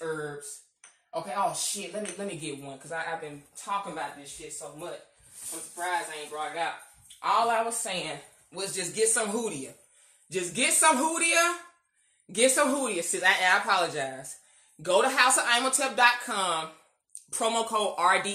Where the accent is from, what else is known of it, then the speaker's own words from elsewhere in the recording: United States; being black American.